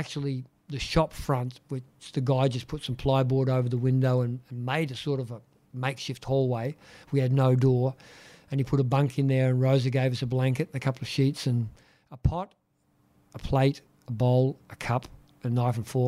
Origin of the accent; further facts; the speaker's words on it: Australia; moved away as an adult; growing up in Australia